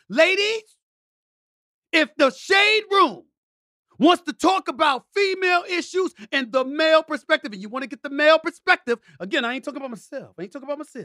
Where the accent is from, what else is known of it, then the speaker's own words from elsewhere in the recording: New York City, New York, United States; also born or lived in Bronx, New York; I was born in the Bronx, raised in Hollis, Queens, New York